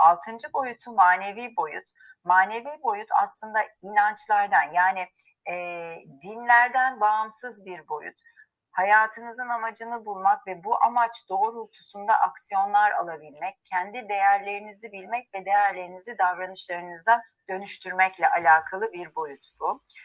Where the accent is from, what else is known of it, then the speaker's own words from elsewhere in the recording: Istanbul, Turkey; moved away as an adult; now in Izmir, Turkey; ben İstanbulluyum, İstanbul doğumluyum. E, ve bütün hayatım ağırlıklı İstanbul'da geçti